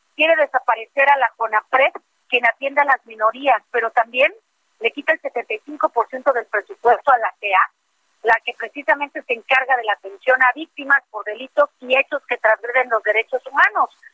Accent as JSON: {"language": "Spanish", "town": "Acayucan", "region": "Veracruz", "country": "Mexico", "said": "en Acayuca, en Veracruz, acá en mi tierra"}